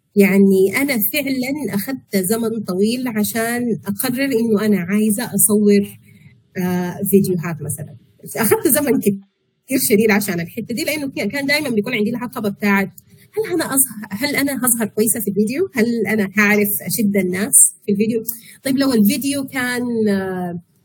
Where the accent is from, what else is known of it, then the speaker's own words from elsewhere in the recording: Sudan; moved away as an adult; also born or lived in Malaysia; احنا عندنا في السودان